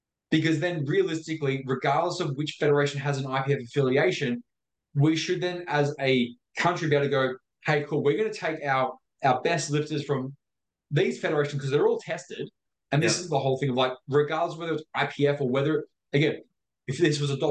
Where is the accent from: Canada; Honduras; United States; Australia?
Australia; Victoria; me growing up in Victoria